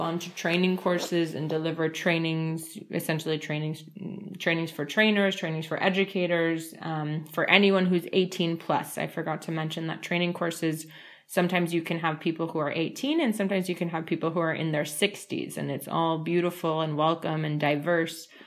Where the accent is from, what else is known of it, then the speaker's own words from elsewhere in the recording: United States; moved away as an adult; also born or lived in Moldova; now in Spain; even though I'm from the United States